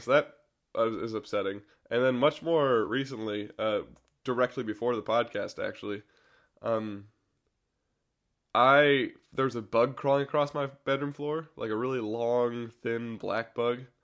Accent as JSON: {"language": "English", "country": "United States", "said": "as an American"}